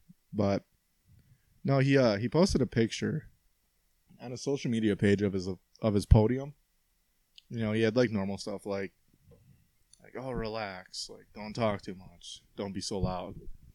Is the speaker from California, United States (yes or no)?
no; Wisconsin, United States; we're from Wisconsin.